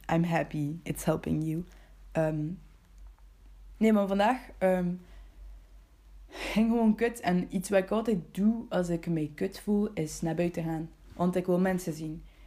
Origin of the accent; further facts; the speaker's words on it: Bruges, Flanders, Belgium; ik ben geboren in Brugge